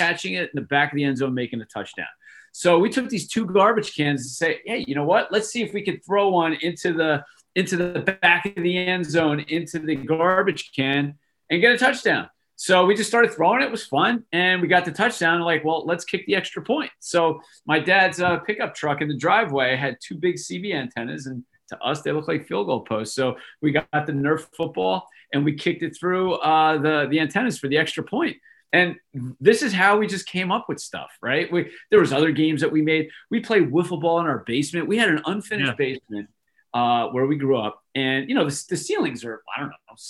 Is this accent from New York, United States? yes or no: no; Manalapan, New Jersey, United States; I grew up in Manalapan, New Jersey, which is, I don't know, maybe a half hour from the Jersey Shore, central part of the state